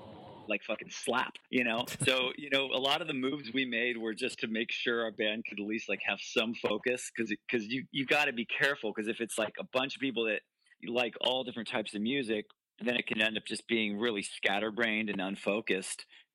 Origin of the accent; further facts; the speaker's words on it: Santa Barbara, California, United States; but deeper down, it was like … growing up in Santa Barbara.